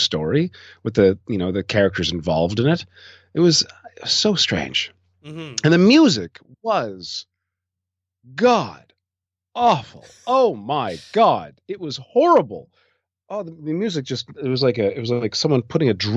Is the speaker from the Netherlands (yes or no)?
no; Canada; I'm as a Canadian up and coming filmmaker